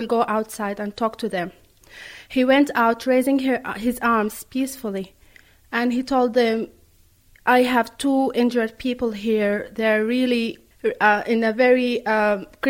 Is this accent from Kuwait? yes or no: no; Khartoum, Sudan; moved away as an adult; now in Drogheda, Ireland; I am from Khartoum. I live currently in Drogheda in Ireland